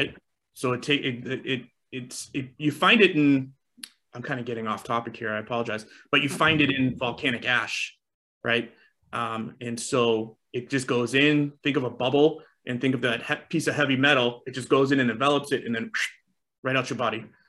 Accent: East Coast, United States; I grew up on the East Coast.

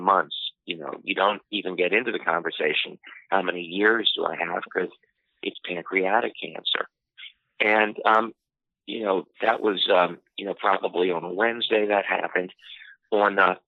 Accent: Washington, District of Columbia, United States; I'm from Washington, D.C.

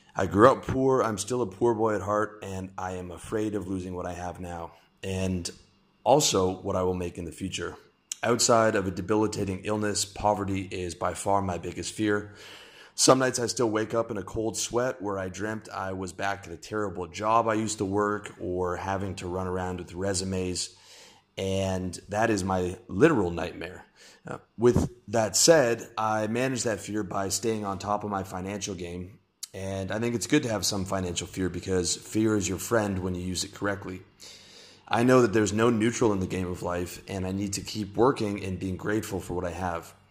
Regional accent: Canada; now in Southeast Asia; I'm Canadian, my income is mostly from the US

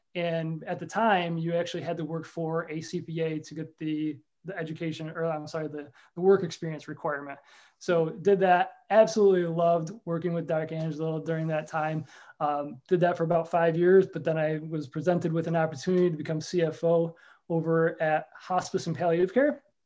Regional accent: New York Mills, New York, United States; also born or lived in Rochester, New York; now in Whitesboro, United States; I'm a New York Mills guy, born and raised

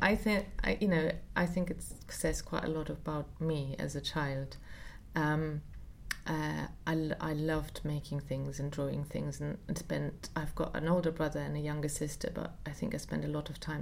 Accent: Munich, Bavaria, Germany; moved away; I grew up in Munich

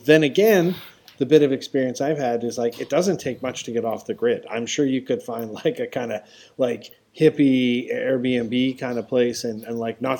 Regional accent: Western Canada, Canada; I'm from Canada, and from Western Canada

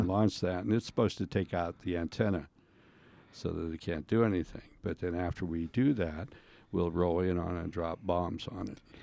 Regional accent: Sharon, Pennsylvania, United States; I grew up in Sharon, Pennsylvania

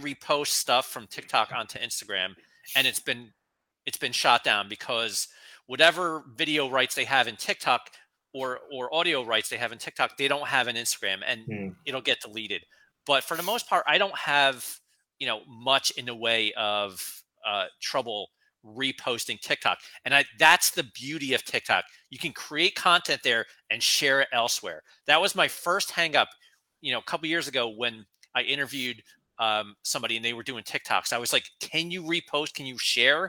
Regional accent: New Jersey, United States; now in Philadelphia area, United States; I grew up in North Jersey, spent a lot of time in New York City, and now I'm down in the Philadelphia area

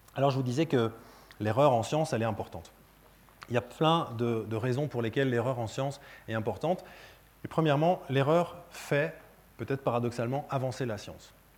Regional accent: France; je suis français

